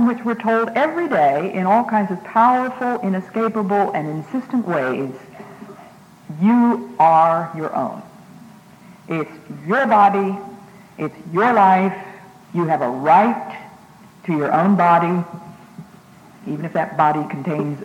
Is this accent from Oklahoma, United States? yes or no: no; Massachusetts, United States; also born or lived in Ecuador; I'm from Massachusetts